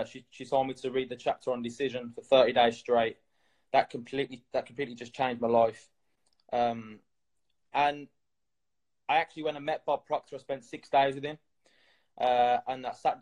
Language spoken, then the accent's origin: English; Birmingham, West Midlands, United Kingdom; I'm from England, Birmingham